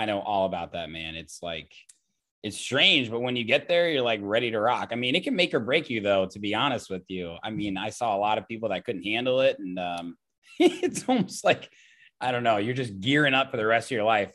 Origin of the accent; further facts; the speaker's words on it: Indiana, United States; I grew up in Indiana